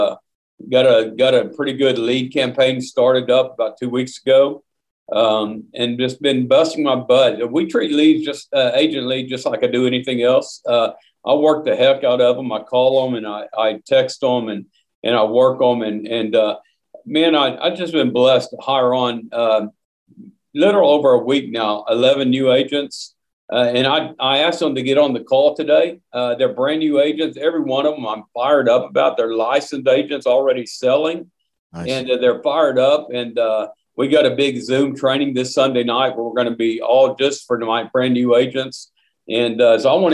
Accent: Oklahoma, United States; my home state of Oklahoma

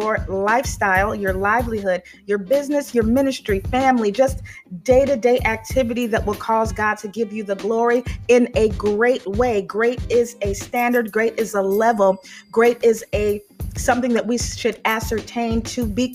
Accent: Chicago area, Illinois, United States; moved away; my hometown area around Hanover Park, Illinois, Chicago, Illinois, Elgin, Illinois

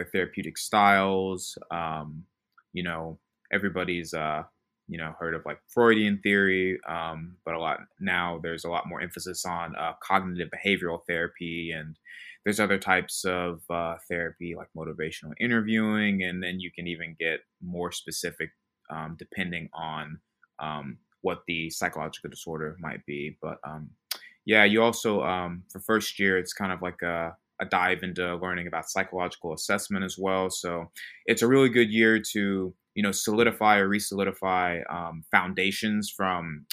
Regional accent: Little Rock, Arkansas, United States; moved away as an adult; now in Memphis, United States; I'm originally from Little Rock, Arkansas

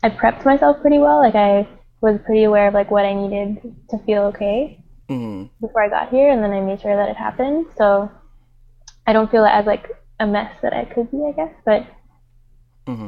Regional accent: Montreal, Quebec, Canada; moved away as an adult; now in New York, United States; I'm from Montreal

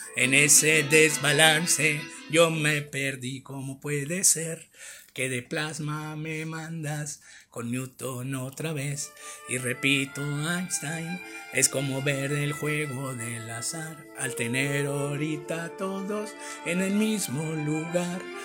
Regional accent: Mexicali, Baja California, Mexico; soy de Mexicali

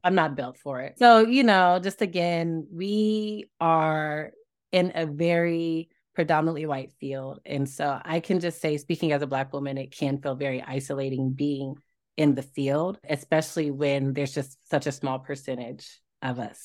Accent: Tulsa, Oklahoma, United States; I'm from Tulsa

